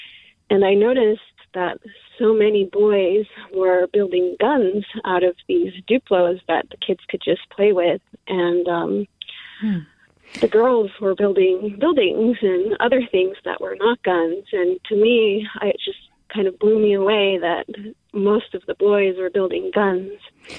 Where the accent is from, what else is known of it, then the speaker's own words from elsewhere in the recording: Japan; now in San Jose, United States; I come from a country where there's no guns. We're from Japan